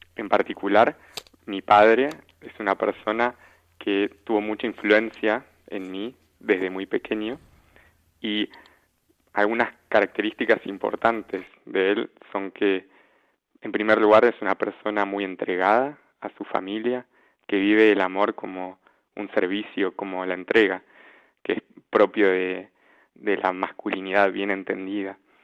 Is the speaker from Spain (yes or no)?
no; Argentina; now in Wiesbaden, Germany; soy argentino